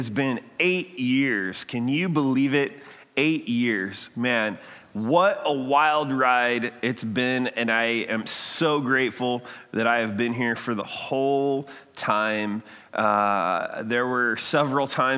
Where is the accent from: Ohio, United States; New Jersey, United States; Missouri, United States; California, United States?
Ohio, United States; now in Redlands, United States; I'm from Ohio